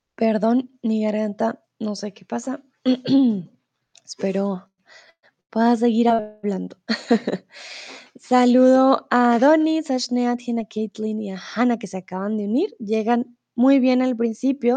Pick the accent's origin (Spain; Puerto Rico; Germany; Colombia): Colombia; Bogotá; now in Mexico; soy de Colombia, de Bogotá, pero ah, ahora estoy en México